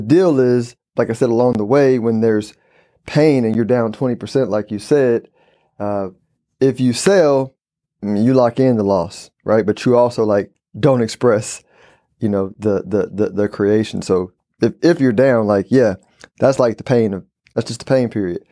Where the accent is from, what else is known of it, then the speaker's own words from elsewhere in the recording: Houston, Texas, United States; also born or lived in San Antonio, Texas / Dallas, Texas; born and raised in Houston, Texas, uh, lived in San Antonio and Dallas